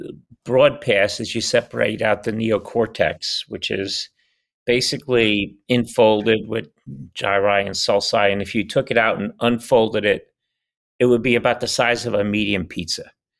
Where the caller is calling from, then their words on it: El Cerrito, California, United States; I'm calling in from El Cerrito, California. The Little Hills.